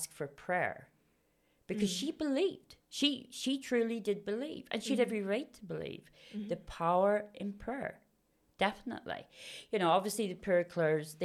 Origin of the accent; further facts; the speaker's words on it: Belfast, Northern Ireland, United Kingdom; I grew up in Belfast, and I come from a Roman Catholic background family